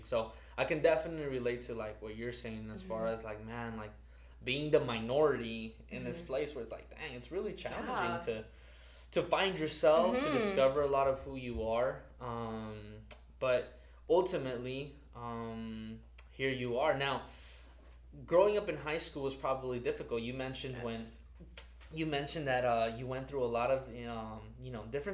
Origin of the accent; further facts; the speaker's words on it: Los Angeles, California, United States; English is a second language; also born or lived in El Salvador / Compton, California; now in Cudahy, United States; I came here and I grew up in city of South Central.